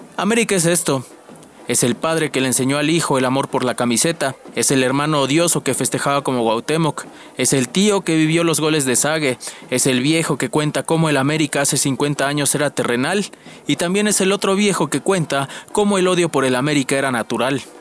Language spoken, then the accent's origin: Spanish; Mexico City, Mexico; soy oriundo de la Ciudad de México